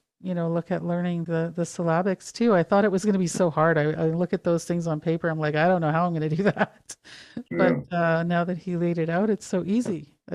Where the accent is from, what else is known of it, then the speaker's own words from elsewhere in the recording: Calgary, Alberta, Canada; born there; I was born in Calgary, but I haven't been in Alberta in many, many years.